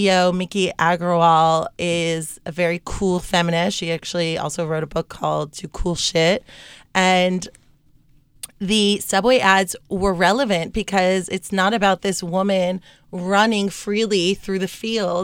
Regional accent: New York, United States; moved away as an adult; now in Miami, United States; I'm originally from New York and I just moved to Miami a year ago

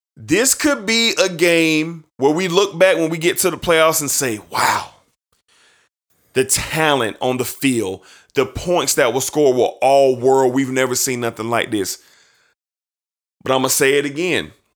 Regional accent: Jacksonville, Florida, United States; my hometown team, and I love the Jacksonville Jaguars

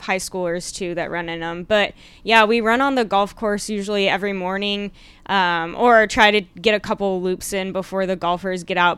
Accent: Plano, Texas, United States; I'm from the Dallas area.

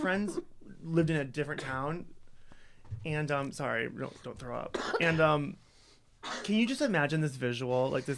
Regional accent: Holstein, Iowa, United States; now in Chicago, United States; I grew up in a little town in Iowa called Holstein.

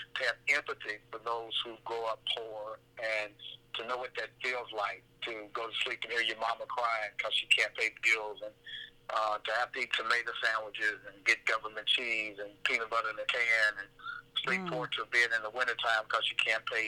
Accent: Russellville, Kentucky, United States; moved away as an adult; also born or lived in Bowling Green, Kentucky; now in Memphis, United States; I was raised at Route 1 off of Kentucky in the backyard of my grandmama's

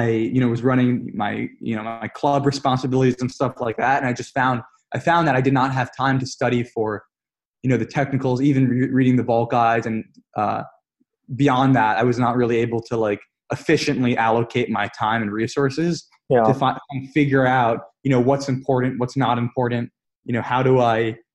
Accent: New York, United States; I'm from New York again, but I was in San Francisco for an internship, this past summer.

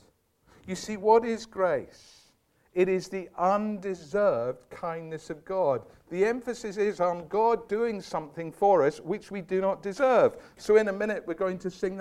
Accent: Scotland, United Kingdom; I was brought up in Scotland

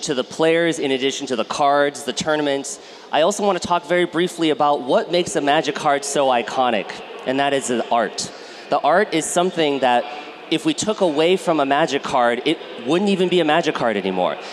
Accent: United States; I grew up in the United States

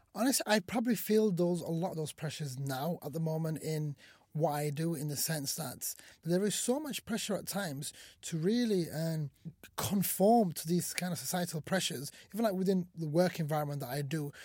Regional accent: Sheffield, Yorkshire and the Humber, United Kingdom; English is a second language; also born or lived in Somalia; I came to this country when I was five years old with my family, and we moved to the great city of Sheffield, uh, from Somalia

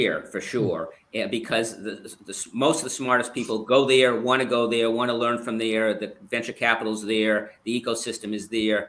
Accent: Boston, Massachusetts, United States; now in London, United Kingdom; I'm from the Boston area

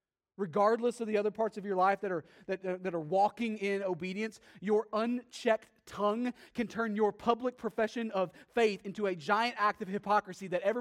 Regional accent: Texas, United States; I'm from Texas, and relatively speaking, I'm very bad at Spanish

